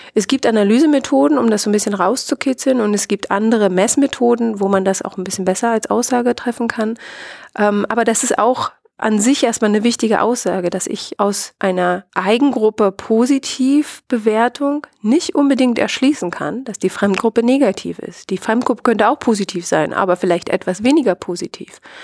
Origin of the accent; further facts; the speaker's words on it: Brandenburg, Germany; ich selbst habe eine ganz starke Identität als, als Ostdeutsche und als Brandenburgerin